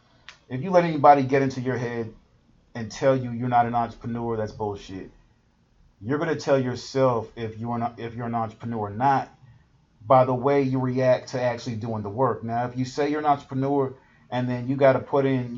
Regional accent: Houston, Texas, United States; I'm from Houston

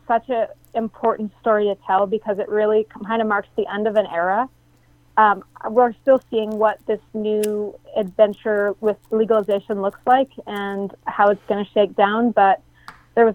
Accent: Mendocino County, California, United States; I grew up in Mendocino County, and I grew up in the Emerald Triangle

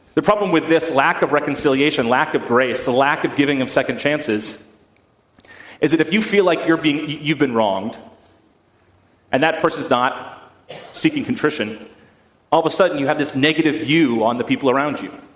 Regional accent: Boston, Massachusetts, United States; I am from Boston, and in Boston, we're, we're, we're notoriously bad drivers

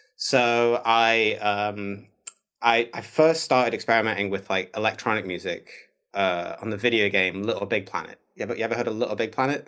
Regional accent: Manchester, North West England, United Kingdom; moved away as an adult; now in Oakland, United States; I'm from Manchester, so I'm from the same town

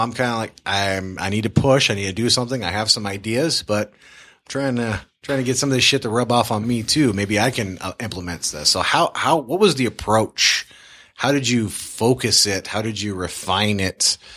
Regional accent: Tacoma, Washington, United States; Well, I grew up all over the world, but I graduated from Tacoma, Washington

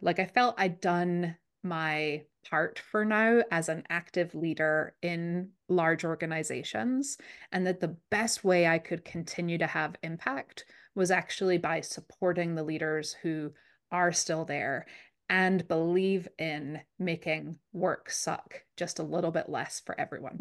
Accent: Scotland, United Kingdom; now in Minnesota, United States; I grew up in Scotland, which is, if you've been wondering where I'm from, that's the accent

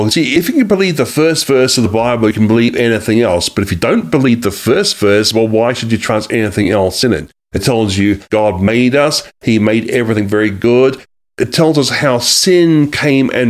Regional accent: New Zealand; moved away as an adult; also born or lived in Australia; now in United States; I am actually from a different country, as you can probably tell by now. I'm from New Zealand and Australia, but I have lived in this country for nine years.

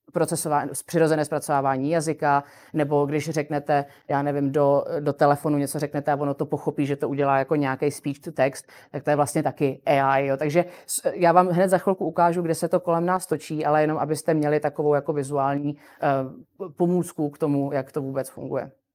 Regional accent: Czechia; u nás v Čechách

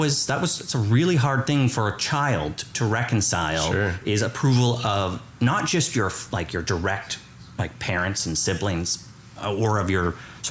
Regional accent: Kitchener, Ontario, Canada; I grew up in Kitchener-Waterloo, about an hour west of here

